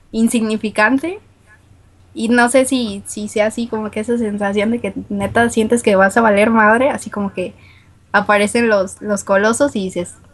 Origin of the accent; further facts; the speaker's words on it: Guadalajara, Jalisco, Mexico; Sí me han dicho que tengo acento norteño, pero no, soy de Guadalajara.